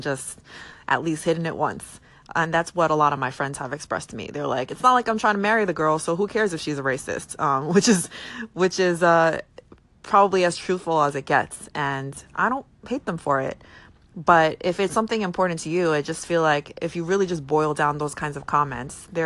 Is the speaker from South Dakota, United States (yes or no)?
no; New York, United States; I'm from New York